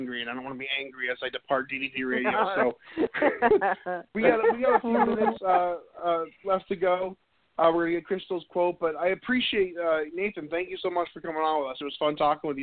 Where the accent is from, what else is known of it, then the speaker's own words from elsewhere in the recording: New Hampshire, United States; moved away as an adult; I'm originally from New England and New Hampshire